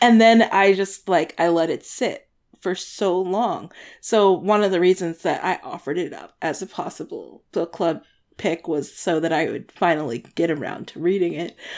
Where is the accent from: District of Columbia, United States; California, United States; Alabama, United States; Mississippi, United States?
District of Columbia, United States; Washington; moved away; DC, my hometown